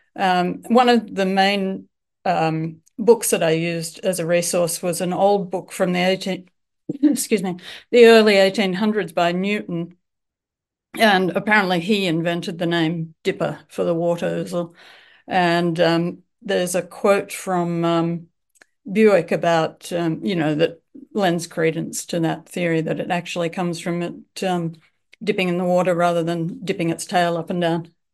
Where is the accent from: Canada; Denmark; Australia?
Australia; accent: Australian; also born or lived in Melbourne, Australia / Japan / Seattle, United States; I'm from Australia, as you can tell from my accent. I live in Melbourne.